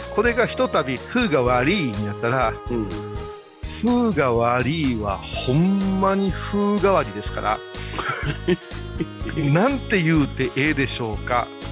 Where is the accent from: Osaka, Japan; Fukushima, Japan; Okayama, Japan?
Okayama, Japan; Kurashiki; also born or lived in Wakayama; 私は倉敷の人間ですけども